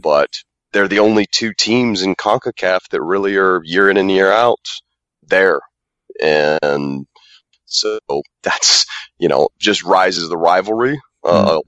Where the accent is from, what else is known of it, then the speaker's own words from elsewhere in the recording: United States; also born or lived in Lithuania; I'm actually an American uh, with the German heritage